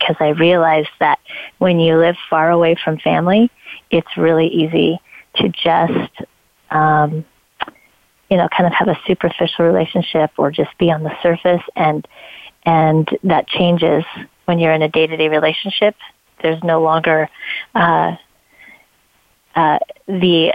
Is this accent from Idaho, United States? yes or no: yes; Idaho, United States; moved away as an adult; also born or lived in Colorado / California; I was born and raised in Idaho